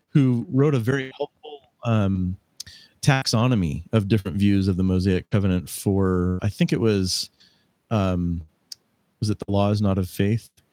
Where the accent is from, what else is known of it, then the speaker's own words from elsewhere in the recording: Phoenix, Arizona, United States; moved away; growing up in Phoenix, Arizona